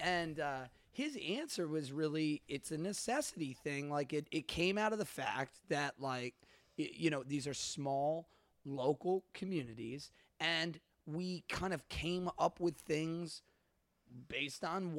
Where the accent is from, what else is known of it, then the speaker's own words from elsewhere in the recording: Wisconsin, United States; I mean, I'm from Wisconsin. You don't think I know how to make a Manhattan?